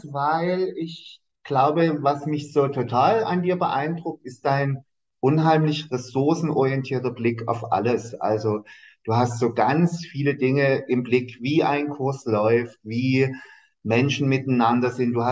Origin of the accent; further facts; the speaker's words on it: Dresden, Saxony, Germany; Und ich sagte so, ich komme aus Dresden.